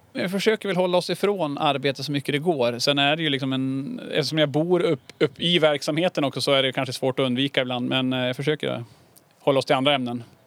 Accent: Härnösand, Västernorrland County, Sweden; moved away as an adult; also born or lived in London; jag är uppväxt inne i Härnösand

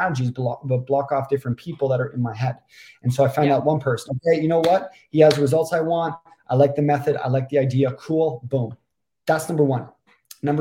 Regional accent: Toronto, Ontario, Canada; moved away as an adult; also born or lived in Vancouver; I'm from Toronto, Canada.

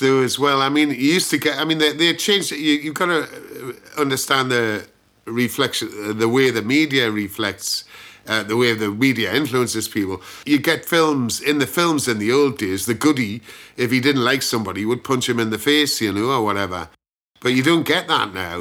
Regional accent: Gateshead, North East England, United Kingdom; accent: Geordie; moved away as an adult; now in London, United Kingdom; I'm a Geordie, born in Gateshead

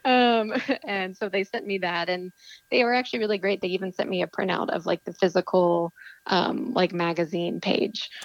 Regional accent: Texas, United States; moved away; I'm from Texas originally

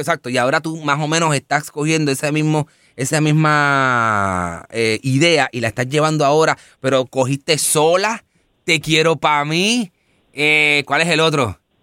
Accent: Bayamón, Puerto Rico; moved away; Yo vengo de Bayamón.

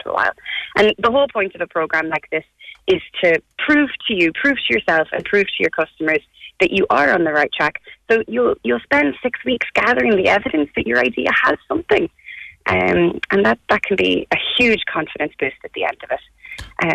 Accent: Ireland; as Irish people

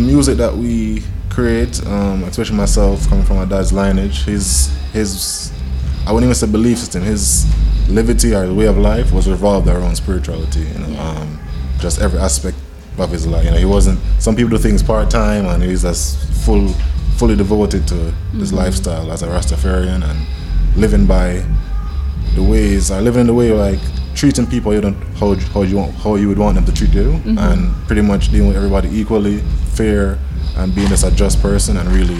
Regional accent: New Jersey, United States; born there; Normally, I was born in the States, in New Jersey, but I've only been to, like, you know, the East Coast.

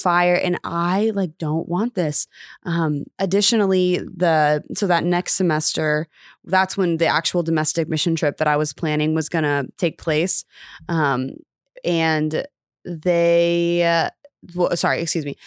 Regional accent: Round Rock, Texas, United States; I grew up in Austin, Texas, actually technically Round Rock, Texas.

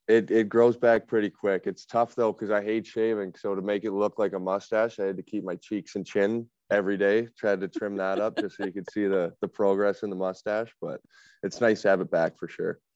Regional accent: Alberta, Canada; moved away; also born or lived in Southern Ontario; growing up in Alberta

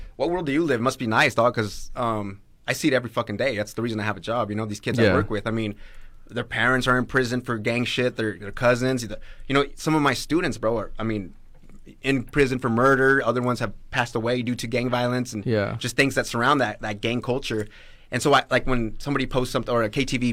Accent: Canyon County, Idaho, United States; born or raised there; also born or lived in Grangeville, Idaho

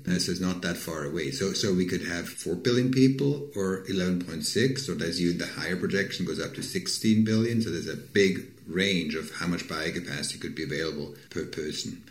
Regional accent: Switzerland; moved away; I'm from Switzerland, for example, originally.

